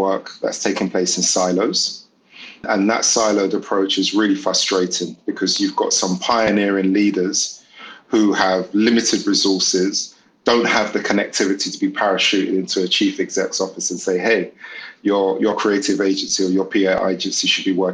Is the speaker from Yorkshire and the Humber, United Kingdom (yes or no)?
no; London, United Kingdom; I grew up in the East End of London.